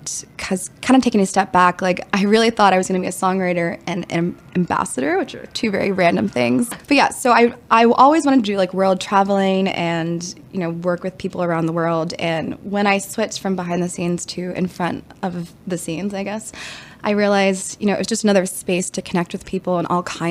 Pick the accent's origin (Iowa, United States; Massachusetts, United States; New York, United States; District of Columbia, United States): District of Columbia, United States; Washington; I'm from Washington, D.C.